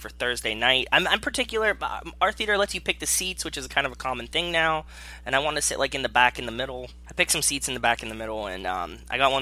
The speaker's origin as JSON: {"language": "English", "town": "Pittsburgh", "region": "Pennsylvania", "country": "United States", "tie": "born or raised there", "said": "I grew up in Pittsburgh, so it was always like a Pittsburgh couples date kind of spot."}